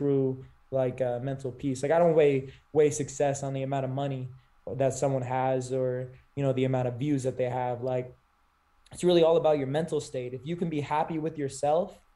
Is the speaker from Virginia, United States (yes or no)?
no; California, United States; moved away as an adult; I grew up in Cali. I only moved here a couple years ago